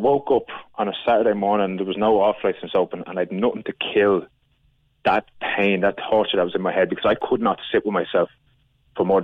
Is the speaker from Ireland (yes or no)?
yes; Ireland; moved away as an adult; also born or lived in Australia; I was gone from Ireland for about 8-9 years.